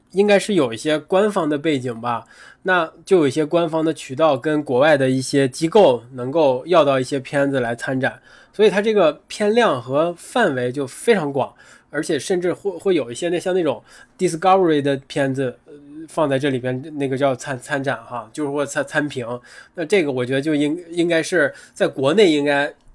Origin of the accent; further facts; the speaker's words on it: Northeast China, China; 那作为一个东北人，可能天生就很亲近冰，很亲近雪，因为自然条件摆在那儿了